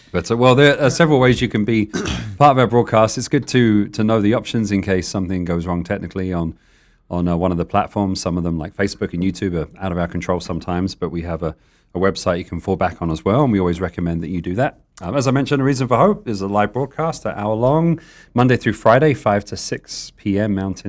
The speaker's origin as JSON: {"language": "English", "country": "United Kingdom", "moved": "yes", "lives_now": "Tucson, United States", "said": "And I'm British. I mean, I'm used to some cold weather"}